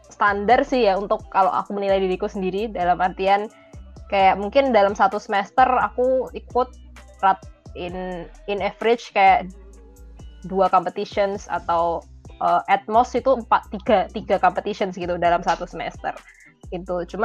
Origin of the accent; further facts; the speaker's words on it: Yogyakarta, Special Region of Yogyakarta, Indonesia; Aku {S2} kebetulan asli Jogja